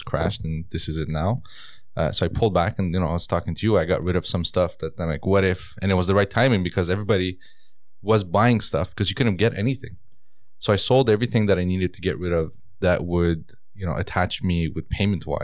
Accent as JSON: {"language": "English", "country": "Canada", "tie": "born or raised there", "also_born_or_lived": "Iran", "said": "I came to Canada, I was 8."}